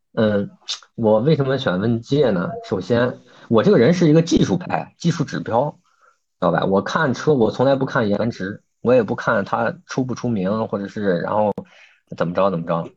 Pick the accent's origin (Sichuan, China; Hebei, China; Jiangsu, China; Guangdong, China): Hebei, China; 我是一位来自河北的从事外贸行业的一个策主了